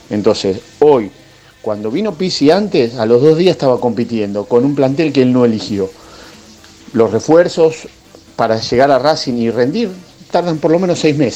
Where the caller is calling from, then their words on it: Belgrano, Buenos Aires, Argentina; de Belgrano.